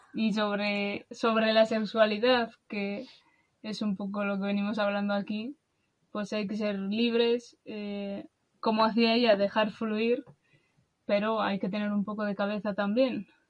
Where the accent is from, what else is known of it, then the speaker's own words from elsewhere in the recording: Basque Country, Spain; de España, de del País Vasco